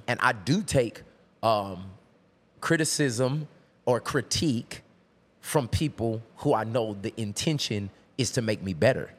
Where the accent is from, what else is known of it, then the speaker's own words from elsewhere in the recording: Tulsa, Oklahoma, United States; I'm from Tulsa, Oklahoma